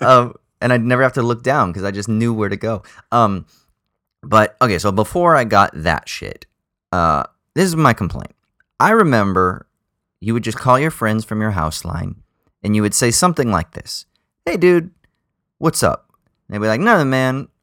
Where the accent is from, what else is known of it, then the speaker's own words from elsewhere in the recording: United States; now in Australia; growing up in America